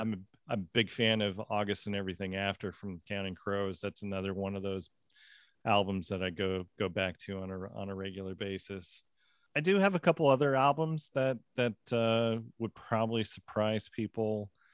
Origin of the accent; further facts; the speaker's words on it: Seattle, Washington, United States; also born or lived in Winter Garden, Florida; now in Florida, United States; I grew up in the Seattle area